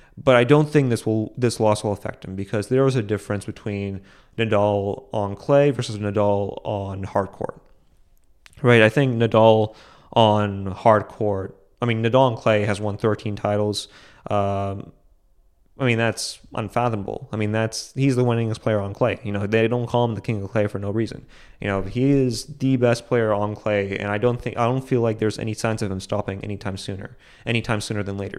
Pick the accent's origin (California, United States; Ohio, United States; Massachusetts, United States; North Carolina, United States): Massachusetts, United States; Boston; I grew up in Boston. I live in Boston.